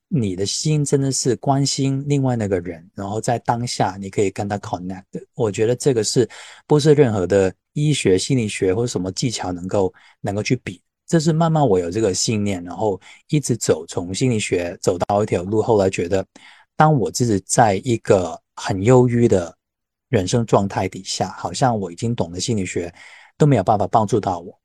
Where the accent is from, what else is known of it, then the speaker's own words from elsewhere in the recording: Hong Kong; accent: Hong Kong Mandarin (港普); 我是在香港长大的，所以你现在听得出我是讲得最好就是港普